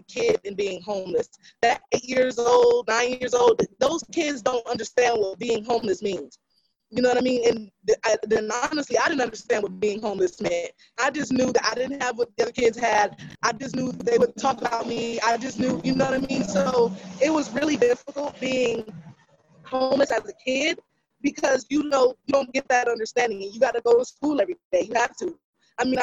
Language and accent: English; Houston, Texas, United States; now in Los Angeles, United States; I'm originally from Houston, Texas.